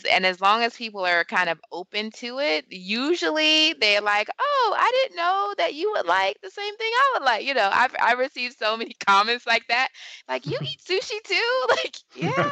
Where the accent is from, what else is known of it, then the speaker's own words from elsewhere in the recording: California, United States; moved away as an adult; also born or lived in Atlanta / Washington, D.C. / New York; growing up in California